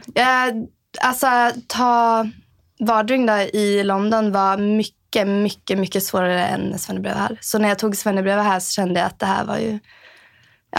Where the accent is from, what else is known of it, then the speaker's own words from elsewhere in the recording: Sweden; moved away as an adult; also born or lived in Trosa, Sweden / Norrköping, Sweden; now in Norway; från Sverige. Uh, bott här i Norge i sex år, inne på mitt sjunde år. Um, kommer från Trosa och Norrköping i Sverige